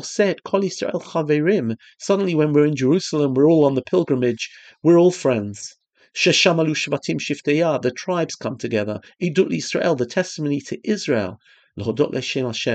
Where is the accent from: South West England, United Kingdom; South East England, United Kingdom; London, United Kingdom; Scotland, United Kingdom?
London, United Kingdom; moved away; I came from London.